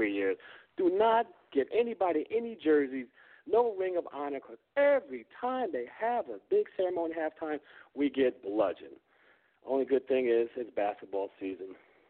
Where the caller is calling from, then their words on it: Sacramento, California, United States; I'm calling from Sacramento, California.